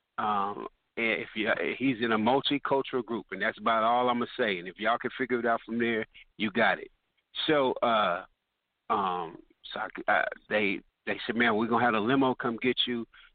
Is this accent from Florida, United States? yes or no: no; Richmond, California, United States; moved away as an adult; also born or lived in Los Angeles, California; I was from Richmond, California